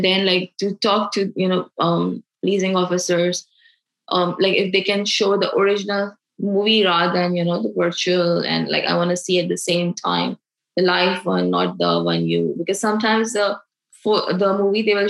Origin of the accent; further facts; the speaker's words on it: Pakistan; moved away as an adult; now in United States; I am from Pakistan